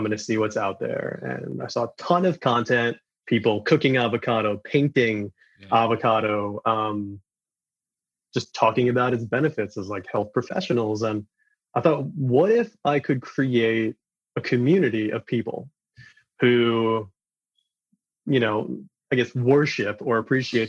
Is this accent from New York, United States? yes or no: yes; New York City, New York, United States; Being from Queens, New York, it's kind of automatic for being exposed to basically every cuisine the planet has to offer